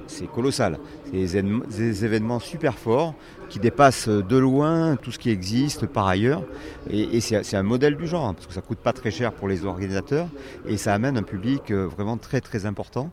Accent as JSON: {"language": "French", "country": "France", "tie": "born or raised there", "also_born_or_lived": "Dordogne", "said": "je suis né en Dordogne, c'est pire, parce que la Dordogne, c'est quand même pas un pays très maritime faut bien le dire. effectivement, je suis arrivé il y a quand j'avais une dizaine d'années euh, sur les bords de la Méditerranée"}